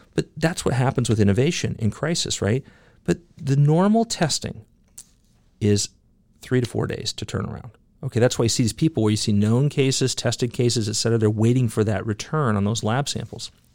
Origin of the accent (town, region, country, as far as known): United States